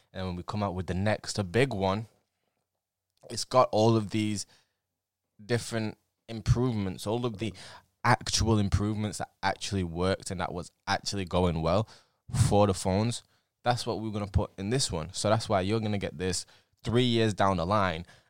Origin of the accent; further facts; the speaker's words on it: England, United Kingdom; I'm English